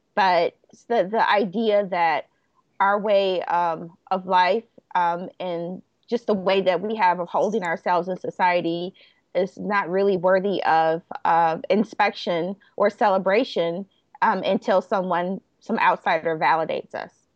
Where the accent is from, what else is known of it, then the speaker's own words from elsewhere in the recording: Chicago, Illinois, United States; I grew up in Roseland